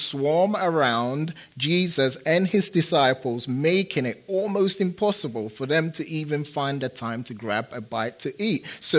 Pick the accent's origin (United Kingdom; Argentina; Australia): United Kingdom; England; also born or lived in Phoenix, United States; I'm a big soccer fan. I am, because I'm from England.